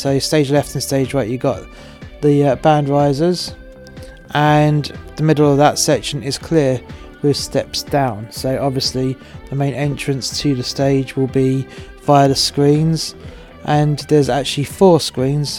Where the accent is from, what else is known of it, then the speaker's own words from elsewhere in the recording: England, United Kingdom; I'm English and my missus is Welsh